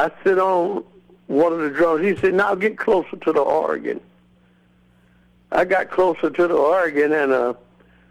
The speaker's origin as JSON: {"language": "English", "town": "Chattanooga", "region": "Tennessee", "country": "United States", "tie": "born or raised there", "also_born_or_lived": "Macon, Georgia", "moved": "as an adult", "said": "I was born in Chattanooga, Tennessee, and I played around home for a while, you know, quite a long time"}